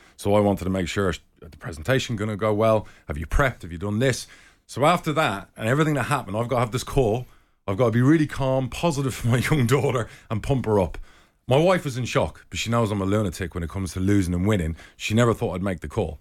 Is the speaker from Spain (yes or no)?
yes; Spain; when I was twenty, twenty-one, I grew up in Spain.